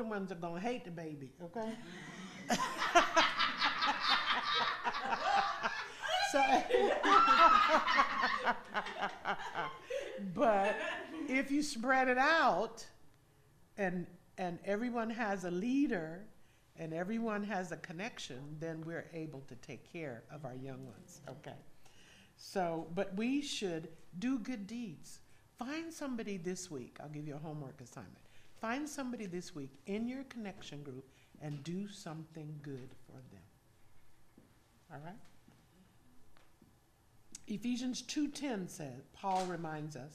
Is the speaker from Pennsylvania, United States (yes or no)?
no; California, United States; moved away as an adult; now in Georgia, United States; we grew up in California